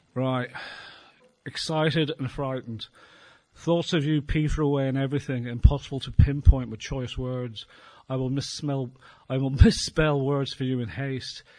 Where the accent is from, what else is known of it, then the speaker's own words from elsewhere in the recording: Ireland; being Irish